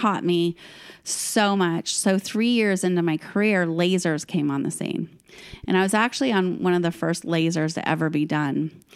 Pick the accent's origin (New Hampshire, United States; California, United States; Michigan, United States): California, United States; Fresno; I grew up in Fresno, which is this tiny little town, well, not tiny